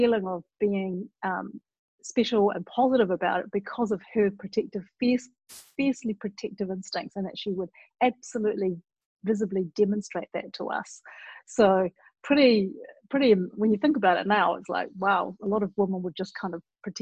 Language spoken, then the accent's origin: English; Auckland, New Zealand; born in New Zealand, Auckland, which is the biggest city but not the capital